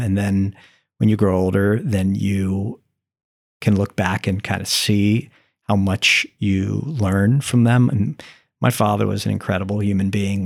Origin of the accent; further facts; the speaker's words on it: St. Petersburg, Florida, United States; also born or lived in New Jersey; I'm seven years old and we're moving from New Jersey to Florida